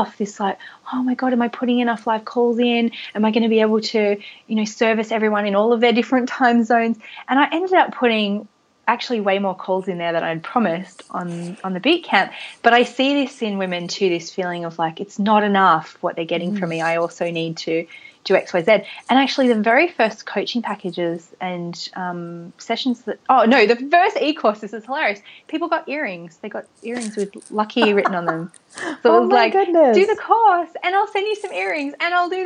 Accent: Australia; I am Australian

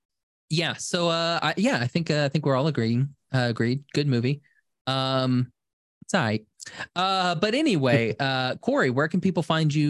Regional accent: Buenos Aires, Argentina; And I'm from Buenos Aires, and I say kill them

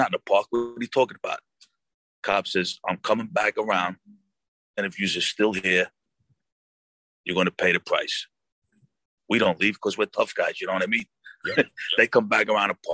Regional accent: New York City, New York, United States; I grew up in Ozone Park, which literally 1.5 miles away was East New York

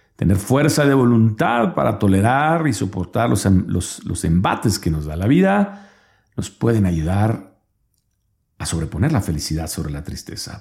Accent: Mexico

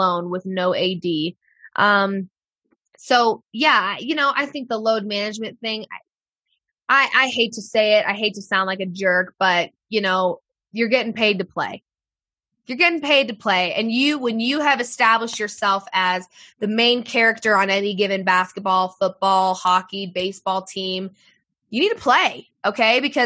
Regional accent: Denver, Colorado, United States; I am from Denver

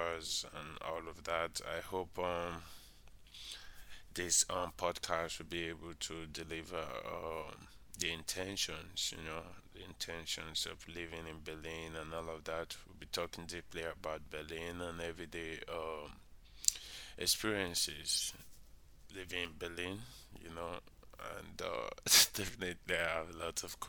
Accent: Nigeria; I'm from Nigeria.

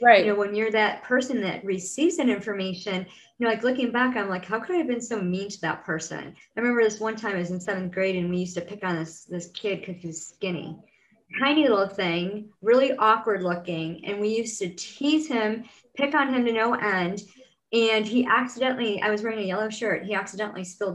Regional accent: Rochester, New York, United States; in my hometown, I live in upstate New York, in Rochester, New York, and I live in a town called Grace

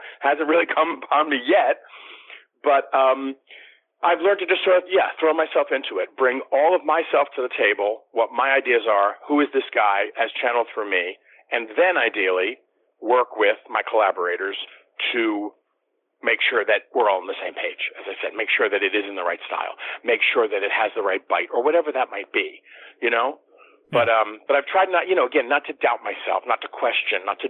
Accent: Washington, District of Columbia, United States; moved away; I got to go back to my hometown of D.C. for the first time and work professionally

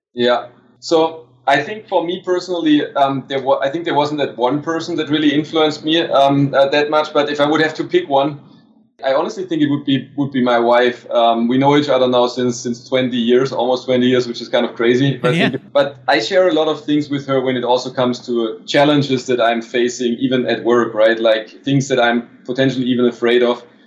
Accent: Stuttgart, Baden-Württemberg, Germany; English is a second language; moved away as an adult; also born or lived in Barcelona, Spain; I finally made it back to my hometown to Stuttgart

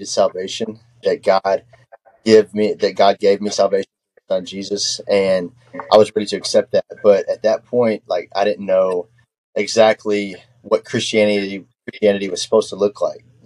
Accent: Texarkana, Texas, United States; also born or lived in South Central Arkansas; I am from Texarkana on the Texas side

